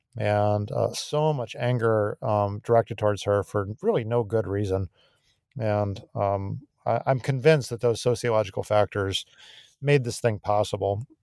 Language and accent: English; Tucson, Arizona, United States; my hometown of Tucson